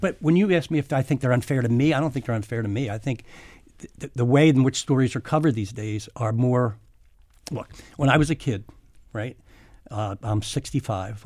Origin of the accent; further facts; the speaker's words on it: Philadelphia, Pennsylvania, United States; I grew up in South Philly